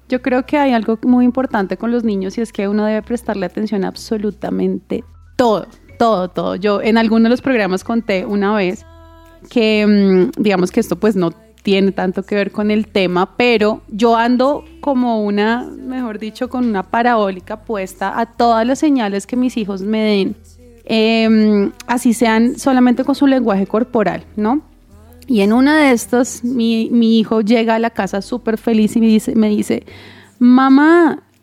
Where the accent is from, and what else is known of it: Colombia